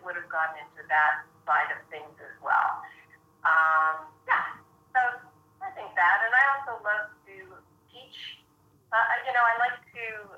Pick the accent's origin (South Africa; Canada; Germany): Canada; Edmonton, Alberta; moved away as an adult; also born or lived in London, England; I grew up in Edmonton, Alberta